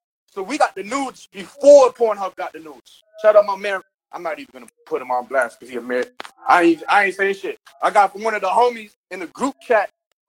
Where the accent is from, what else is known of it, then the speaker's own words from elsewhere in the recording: Canada; accent: Canadian; with my Canadian accent